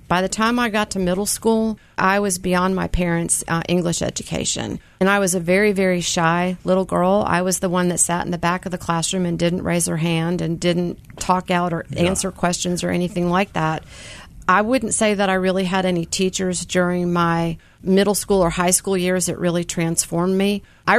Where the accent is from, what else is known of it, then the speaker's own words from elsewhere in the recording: Jackson, Mississippi, United States; also born or lived in Canada / New Jersey / New York / New Orleans; I was born in Canada, left Canada when I was 5, and went from Canada to New Jersey, New Jersey to upstate New York, New York to New Orleans. The culture shock was New Orleans to Jackson, Mississippi.